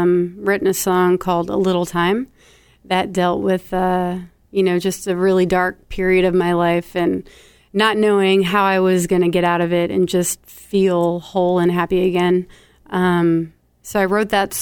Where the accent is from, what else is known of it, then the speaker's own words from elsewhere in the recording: near Winnsboro, Texas, United States; moved away as an adult; also born or lived in Nashville, Tennessee; now in Cape Cod, United States; the Bowery Stage in Winsboro, Texas, which is the town next to where I grew